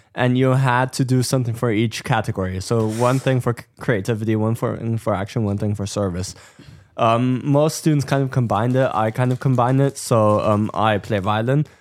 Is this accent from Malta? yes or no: no; Germany; moved away; I'm from Germany